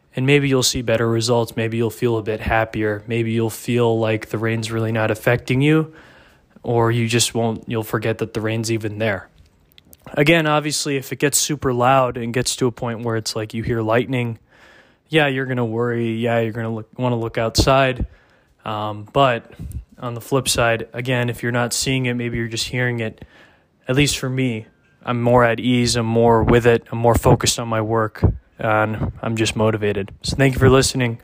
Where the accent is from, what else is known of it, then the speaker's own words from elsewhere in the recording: Dallas, Texas, United States; I'm from Dallas area